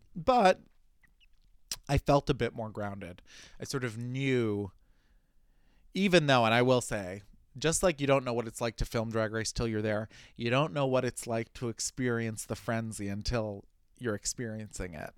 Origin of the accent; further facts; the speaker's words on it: New York City, New York, United States; as a New Yorker, I'm a walker